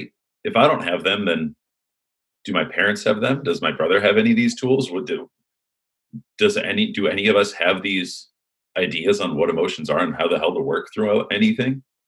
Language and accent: English; Huntington Beach, California, United States; also born or lived in Illinois; Then we moved out here to Huntington Beach, California.